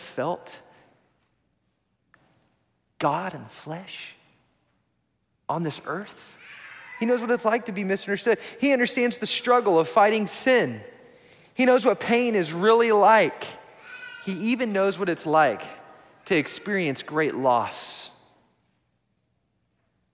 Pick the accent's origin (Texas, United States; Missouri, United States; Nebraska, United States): Texas, United States; Odessa; also born or lived in Houston, Texas; So when I was a kid, we moved to Houston. We moved from Odessa, Texas, all the way to Houston